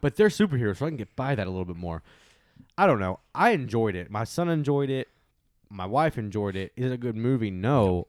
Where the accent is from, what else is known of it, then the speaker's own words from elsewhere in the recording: Texas, United States; I'm a Texan